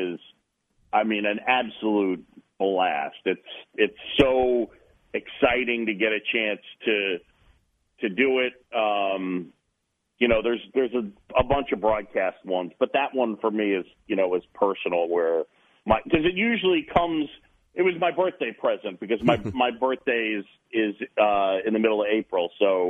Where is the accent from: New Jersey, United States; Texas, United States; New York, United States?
New York, United States; New York City; also born or lived in Philadelphia, Pennsylvania / Boston; I was born in Philadelphia. My dad's side of the family, all Phillies fans. And even though I moved to New York when I was a youngster at seven